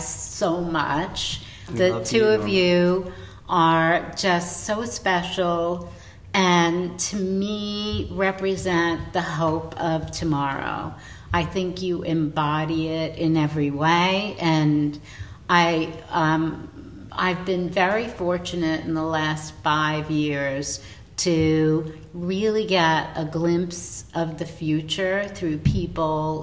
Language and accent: English; New York City, New York, United States; We grew up in the same neighborhood